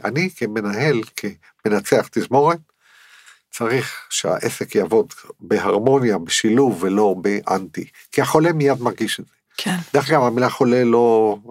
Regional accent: Netanya, Central District, Israel; אני גדלתי בנתניה

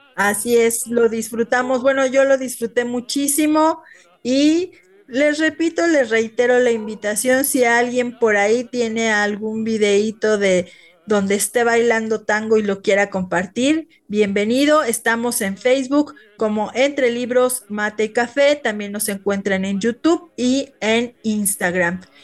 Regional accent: Mexico; nosotros los mexicanos

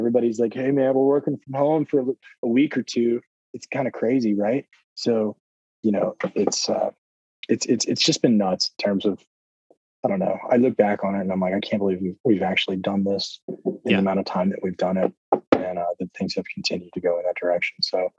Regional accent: the South, United States; because I am from the South and officially want to get back South.

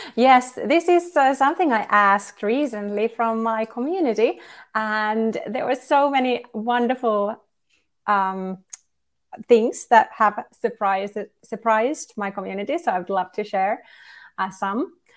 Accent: Kuhmoinen, Central Finland, Finland; now in Lahti, Finland; I was born in Kuhmoinen, which is a tiny, tiny village of less than three thousand people in, in central Finland. And I grew there

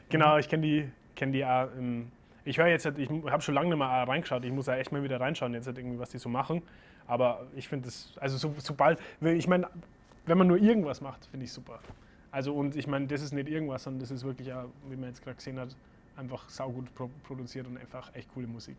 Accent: Germany; also born or lived in Boston; bei uns in Deutschland

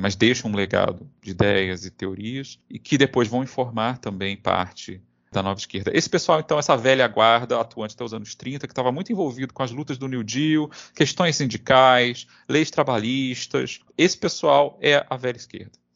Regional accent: Brazil; nós que somos brasileiros

